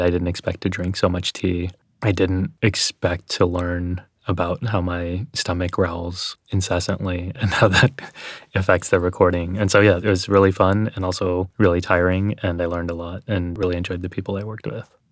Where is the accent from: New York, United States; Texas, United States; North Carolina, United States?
Texas, United States; accent: Texas; when I was growing up in Texas